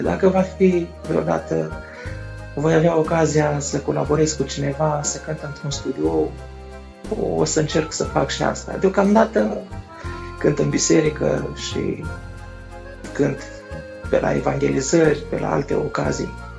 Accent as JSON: {"language": "Romanian", "country": "Moldova", "said": "sunt din Republica Moldova"}